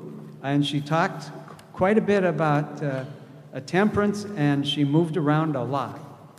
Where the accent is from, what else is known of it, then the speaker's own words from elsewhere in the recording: Apison, Tennessee, United States; moved away; also born or lived in Michigan; I'm from Appison, Tennessee, but I've been a long-time resident of Michigan up until a year ago.